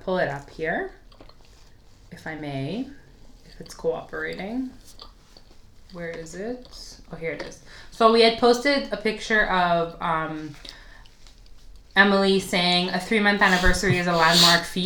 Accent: Canada; we're Canadian

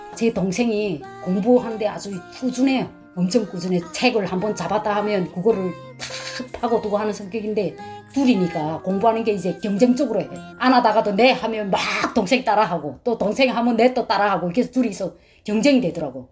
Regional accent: North Korea; moved away as an adult; also born or lived in China; now in Alabama, United States; 탈북자인데 우린두 자매다

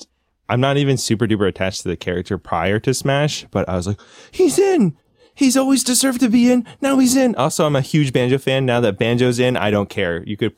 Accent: New England, United States; I'm from New England

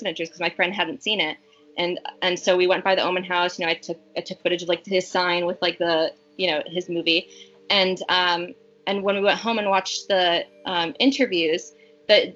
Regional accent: Connecticut, United States; I was raised in Connecticut

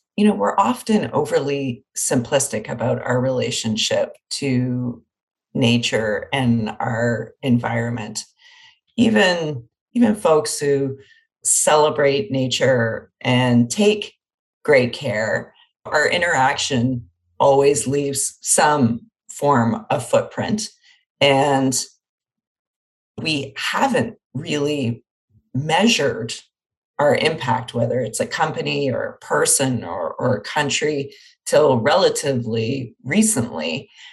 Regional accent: Windsor, Ontario, Canada; I'm from Windsor, Ontario, and had oh, a cottage in Grand Bend

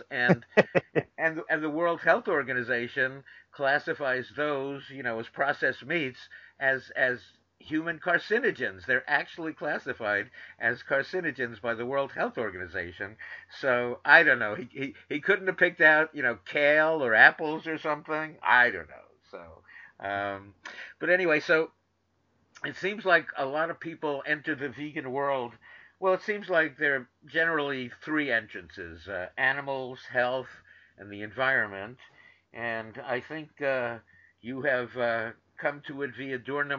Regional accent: New York, United States; moved away; I grew up in New York too

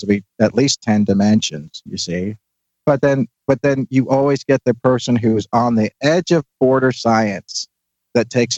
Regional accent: Northern Ireland, United Kingdom; moved away as an adult; now in United States; I grew up in Northern Ireland in the 1970s

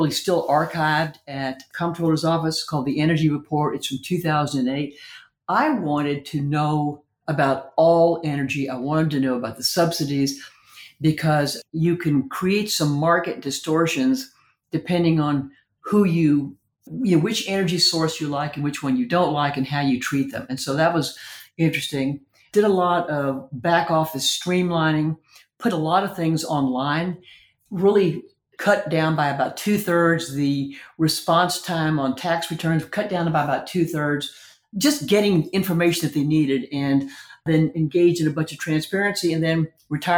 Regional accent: Texas, United States; I'm very proud of being a Texan

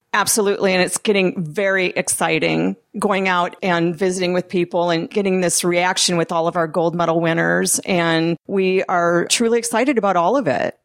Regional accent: Midwest, United States; now in California, United States; I'm originally from the Midwest

